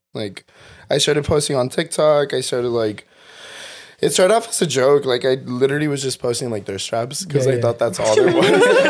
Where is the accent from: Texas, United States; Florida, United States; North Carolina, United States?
Texas, United States; moved away as an adult; also born or lived in San Antonio, Texas; now in California, United States; I'm from Texas.